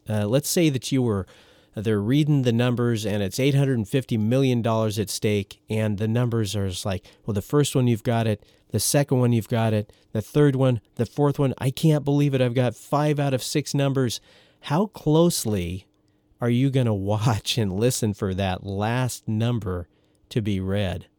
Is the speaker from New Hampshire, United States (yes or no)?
no; Oregon, United States; moved away as an adult; also born or lived in Storm Lake, Iowa; where I grew up in Oregon